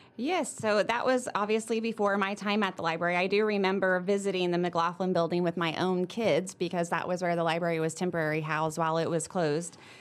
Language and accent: English; Sedalia, Missouri, United States; I grew up here in Sedalia. I'm from Sedalia, went to school here.